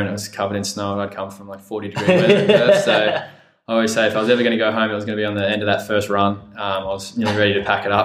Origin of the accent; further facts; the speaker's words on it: Perth, Western Australia, Australia; also born or lived in Villanova, United States; I grew up in Perth